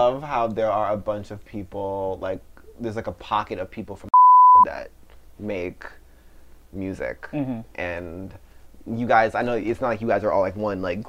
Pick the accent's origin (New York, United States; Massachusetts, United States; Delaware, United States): New York, United States; because as a New Yorker, like, you know, you do, and you're doing your research on what, you know what I'm saying?